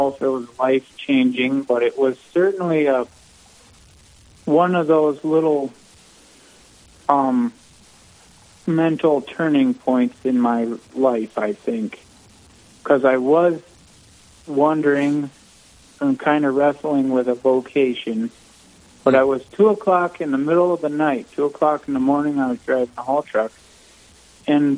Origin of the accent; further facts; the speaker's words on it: Western South Dakota, United States; I was raised in Western South Dakota also, so I'm local to the diocese